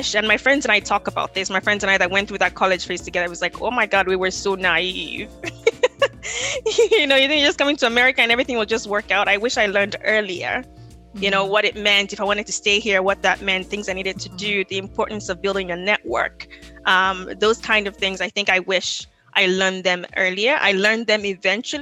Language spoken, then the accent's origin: English; Lagos, Nigeria; moved away as an adult; also born or lived in Winona, Minnesota; now in United States; I was born and raised in Lagos, Nigeria.